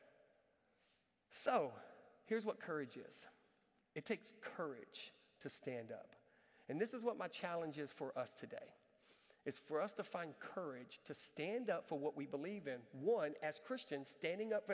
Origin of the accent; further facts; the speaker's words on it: Galveston, Texas, United States; moved away; I went to Galveston, my hometown.